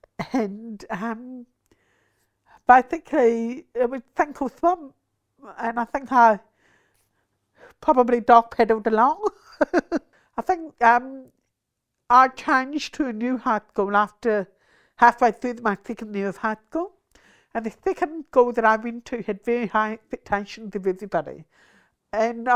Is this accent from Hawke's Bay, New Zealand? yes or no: yes; Napier, Hawke's Bay, New Zealand; also born or lived in Auckland / Dunedin; now in Wellington, New Zealand; I was born in Napier, so grew up there